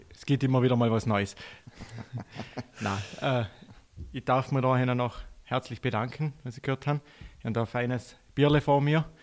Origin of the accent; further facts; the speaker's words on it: Austria; Randsportart bei uns in Österreich auf alle Fälle, beziehungsweise generell in Europa.